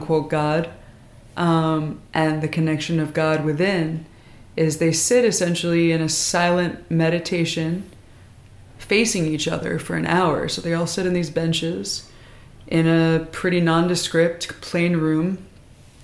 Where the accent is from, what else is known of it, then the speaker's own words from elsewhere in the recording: Philadelphia, Pennsylvania, United States; also born or lived in Norristown, Pennsylvania; I grew up in Philadelphia, as well as in the suburbs.